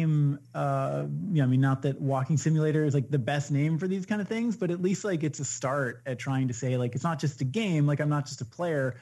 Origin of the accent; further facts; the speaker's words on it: Washington, United States; growing up in Washington State, where you're surrounded by the vastness of the natural world